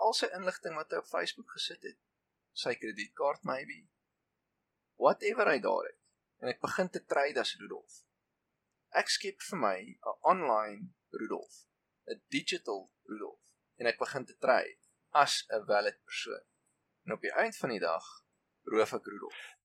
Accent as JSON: {"language": "Afrikaans", "country": "South Africa"}